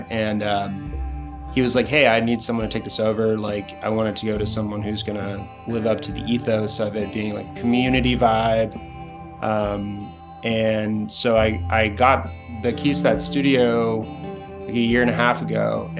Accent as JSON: {"language": "English", "town": "Louisville", "region": "Kentucky", "country": "United States", "tie": "born or raised there", "also_born_or_lived": "Ireland / Chicago / New York / San Francisco", "said": "Ireland, and we moved around a lot, but probably where I would say I like grew up would be Kentucky. I grew up in Louisville, Kentucky, Chicago for school, and then New York and San Francisco."}